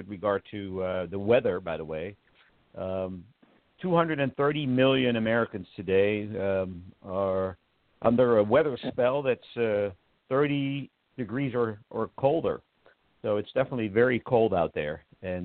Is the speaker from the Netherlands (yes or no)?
yes; Netherlands; moved away as an adult; now in United States; I grew up in the Netherlands.